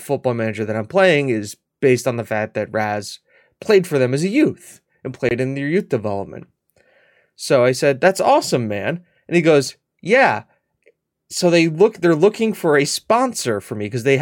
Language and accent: English; United States; I'm an American.